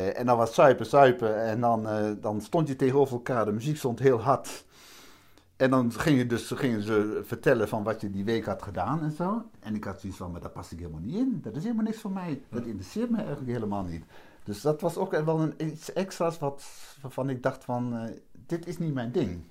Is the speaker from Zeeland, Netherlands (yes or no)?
no; Vroomshoop, Overijssel, Netherlands; also born or lived in Hardenberg; klein plaatsje Vroomshoop heet dat. Eh, daar ben ik dan eh, opgegroeid, laat ik maar zeggen. Ik ben geboren in Hardenberg